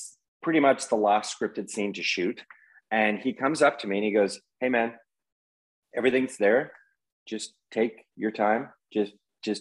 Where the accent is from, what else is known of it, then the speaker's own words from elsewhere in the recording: Canada; being a Canadian